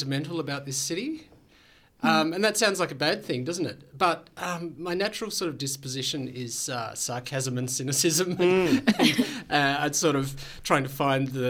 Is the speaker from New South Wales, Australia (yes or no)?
no; Tasmania, Australia; moved away as an adult; now in Melbourne, Australia; I grew up in Tasmania and moved to Melbourne about almost 20 years ago now